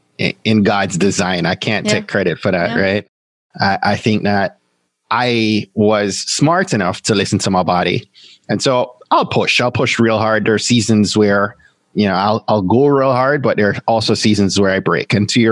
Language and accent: English; Jamaica; And then there's me being a Jamaican and adding two more jobs to that.